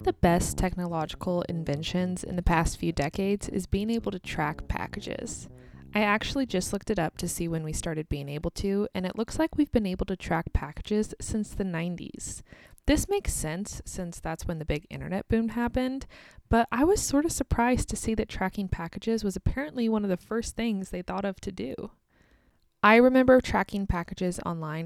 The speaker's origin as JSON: {"language": "English", "country": "United States", "also_born_or_lived": "Kansas", "said": "I'm American, and I live in the state of Kansas in the United States"}